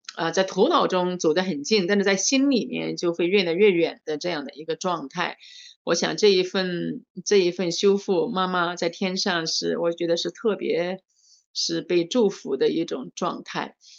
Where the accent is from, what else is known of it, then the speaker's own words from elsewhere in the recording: Changsha, Hunan, China; 我是来自，呃，中国湖南长沙的